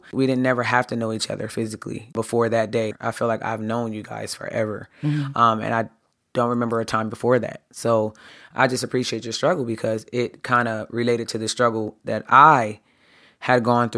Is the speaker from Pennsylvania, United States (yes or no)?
yes; Harrisburg, Pennsylvania, United States; I grew up in Harrisburg, Pennsylvania.